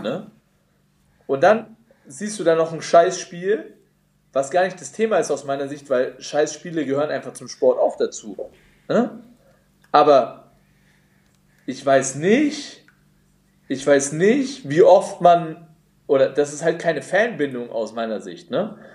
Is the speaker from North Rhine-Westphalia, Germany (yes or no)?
no; Nuremberg, Bavaria, Germany; als Nürnberger